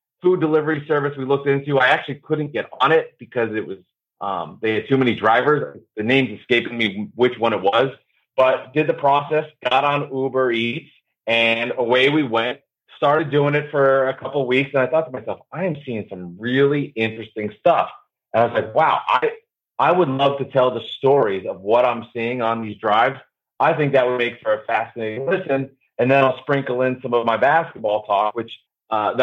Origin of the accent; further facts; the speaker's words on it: New Jersey, United States; I grew up in New Jersey